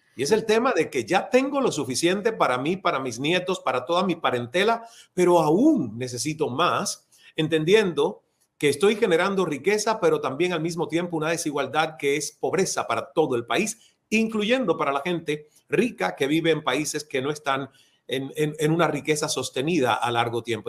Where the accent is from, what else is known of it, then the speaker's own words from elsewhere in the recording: Cuba; moved away as an adult; also born or lived in Toronto / Atlanta; Inventé unas tertulias con unos amigos bajo la luz de la luna en un parque de mi pueblo natal